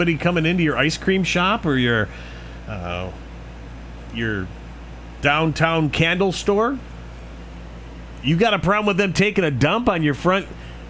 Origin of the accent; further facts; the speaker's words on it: Michigan, United States; It's not my hometown, but it is my home state.